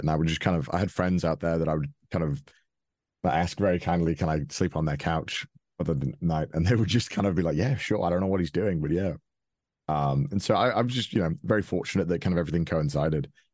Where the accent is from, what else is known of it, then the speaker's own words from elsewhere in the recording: Wales, United Kingdom; moved away as an adult; now in Japan; I grew up in Wales, which is a small country within the United Kingdom.